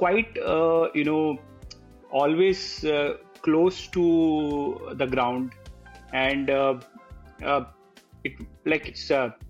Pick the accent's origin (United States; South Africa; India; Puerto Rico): India; Western Uttar Pradesh; also born or lived in Kanpur / Lucknow / Vrindavan / Muzaffarnagar; I grew up in UP, primarily Western UP. I was born in Kanpur, then studied in Lucknow, then stayed in small places like Vrindavan, Muzaffarnagar, Agra, etc. And it's due to my father was in UP police